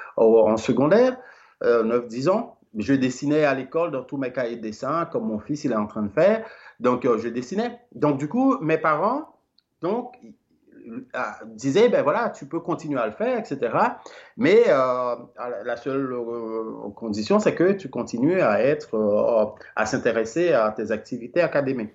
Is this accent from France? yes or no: no; Limbé, Nord, Haiti; now in Belgium; Je suis né à, à, à Limbé, Limbé, euh, c'est une petite ville et euh, eh ben, euh, du département du Nord